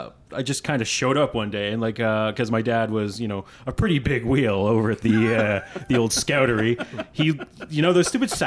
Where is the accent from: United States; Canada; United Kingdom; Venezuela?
Canada; Winnipeg, Manitoba; growing up in Winnipeg